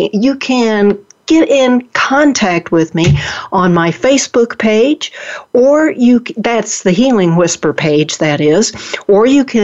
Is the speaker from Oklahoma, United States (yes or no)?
yes; Oklahoma, United States; accent: Oklahoma; moved away; also born or lived in Dallas, Texas; I was born and raised in Oklahoma and went to college in Oklahoma and lived for a year in Dallas. So if my listeners see me falling back into my Oklahoma accent, that is why.